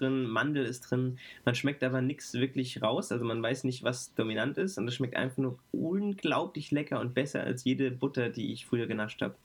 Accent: Frankfurt, Hesse, Germany; ich ähm, bin als Frankfurter Bub

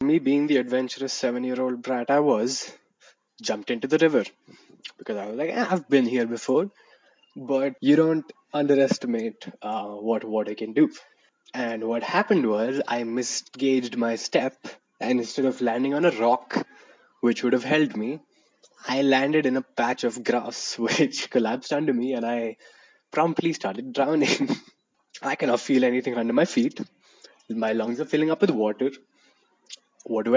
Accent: Madurai, Tamil Nadu, India; from my hometown in Madurai

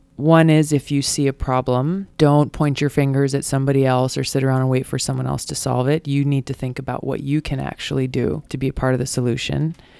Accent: Hawaii, United States; Growing up in Hawaii

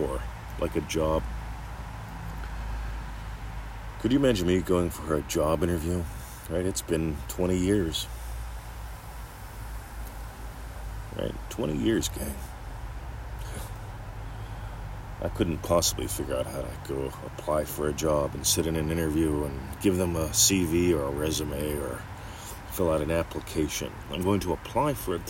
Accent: Pennsylvania, United States; moved away; I grew up in Pennsylvania

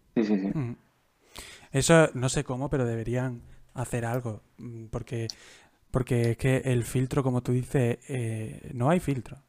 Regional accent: Jaén, Andalusia, Spain; yo soy de Jaén, yo soy de Jaén

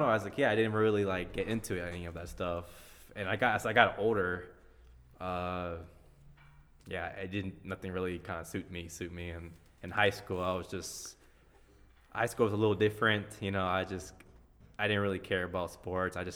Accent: Greenville, South Carolina, United States; also born or lived in Atlanta, Georgia / Belize (family); I was originally born in Atlanta, Georgia. Uh, I grew up. I didn't spend a whole lot of time there. Uh, I moved to Greenville, South Carolina, about maybe when I was maybe three or four because I started kindergarten school in Greenville, South Carolina.

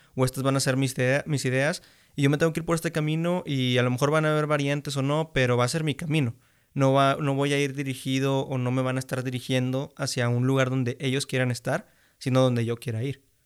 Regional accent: Mexico; tenemos aquí como mexicanos

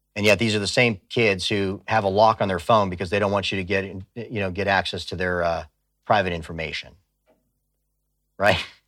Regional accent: Tucson, Arizona, United States; I grew up on the border. I grew up in Tucson, Arizona

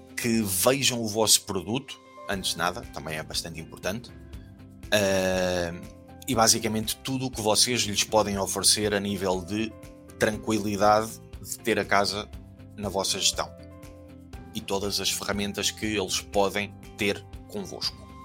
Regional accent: Portugal; moved away as an adult; also born or lived in Germany; nós, como bons portugueses

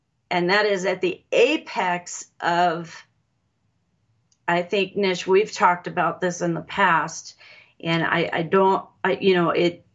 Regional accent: Los Alamos, New Mexico, United States; I was born in Los Alamos, New Mexico

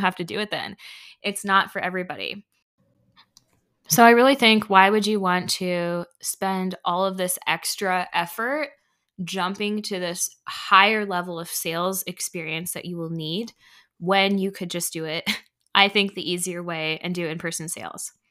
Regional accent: Indiana, United States; also born or lived in Canada; I was born in Canada, but I've lived here in Indiana for most of my life. I was raised in Indiana

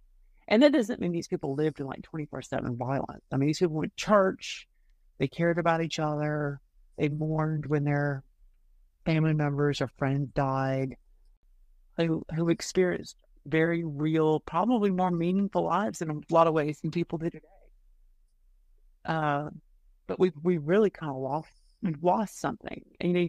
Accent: Georgia, United States; moved away; also born or lived in North Carolina; I'm from Georgia, even though my father's from North Carolina and I've lived in North Carolina

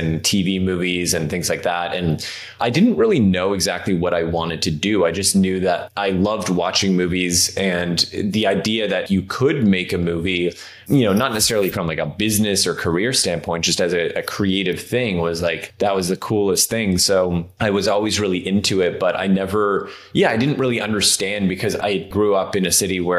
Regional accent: Toronto, Ontario, Canada; moved away as an adult; now in Los Angeles, United States; Yeah, so I grew up in Canada, actually. So I'm from Toronto originally

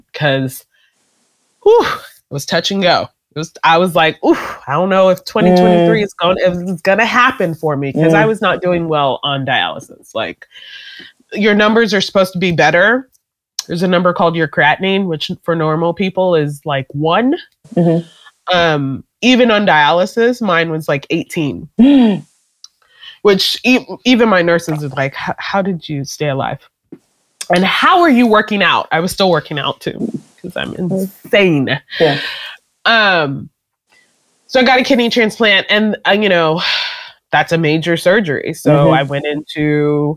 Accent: Nigeria; I'm Nigerian.

